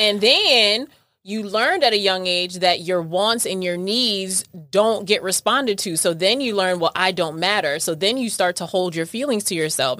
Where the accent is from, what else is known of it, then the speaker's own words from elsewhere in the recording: New York, United States; I'm from New York